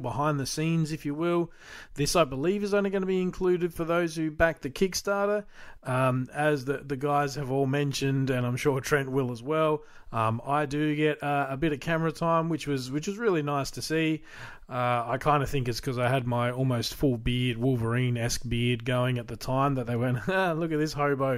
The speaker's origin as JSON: {"language": "English", "country": "Australia", "said": "as an Australian collector"}